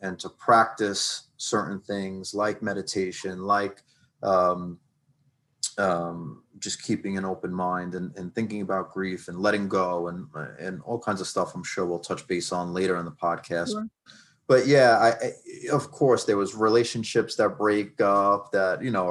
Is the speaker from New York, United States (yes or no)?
yes; New York City, New York, United States; moved away as an adult; now in Westfield, United States; I grew up on Staten Island, New York